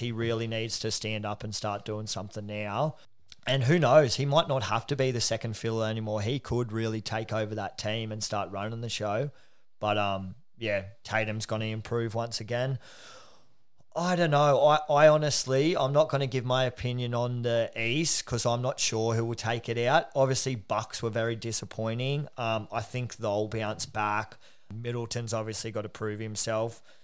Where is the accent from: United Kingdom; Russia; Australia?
Australia; being an Aussie